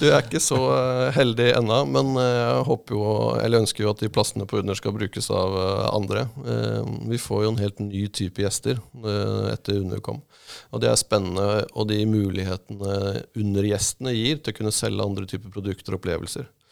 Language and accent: Norwegian; Drammen, Buskerud, Norway; moved away as an adult; also born or lived in Asker, Norway; now in Mandal, Norway; Jeg er fra, som jeg ofte sier, fra Asker og Drammen, eh, som jeg er oppvokst i.